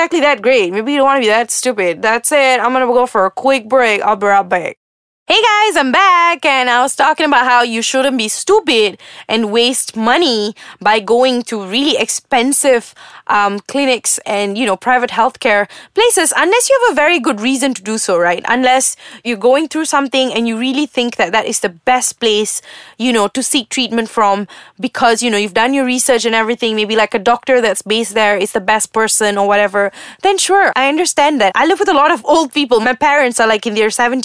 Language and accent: English; Muar, Johor, Malaysia; I'm from Muar